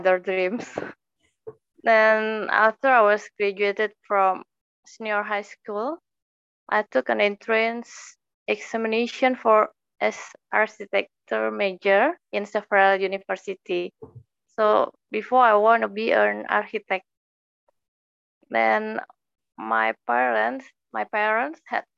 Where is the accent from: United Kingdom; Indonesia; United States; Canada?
Indonesia; Jakarta; I'm from Jakarta, Indonesia